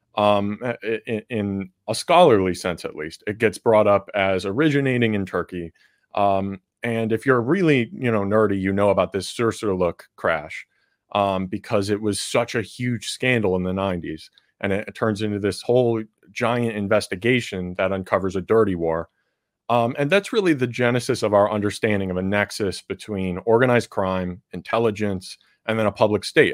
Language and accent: English; Chicago, Illinois, United States; my hometown, Chicago